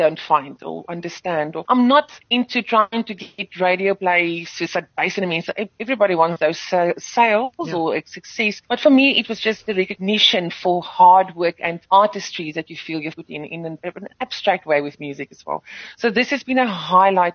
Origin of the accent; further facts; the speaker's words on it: South Africa; first language Afrikaans; English is a second language; I'm grateful that I've been afforded to be singing in my mother tongue and to still speak in my mother tongue in this country